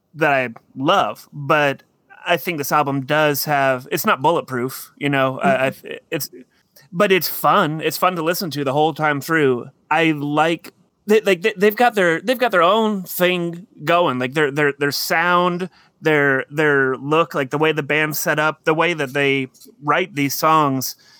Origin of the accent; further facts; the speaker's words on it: United States; as an American